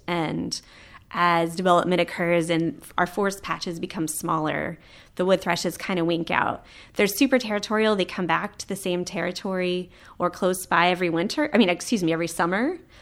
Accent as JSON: {"language": "English", "region": "Florida", "country": "United States", "tie": "born or raised there", "moved": "yes", "said": "I grew up in Florida, where the birds are big, they're colorful"}